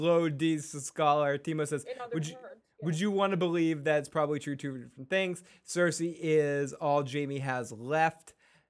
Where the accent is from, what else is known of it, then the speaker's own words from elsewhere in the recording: Pennsylvania, United States; I'm from Pennsylvania.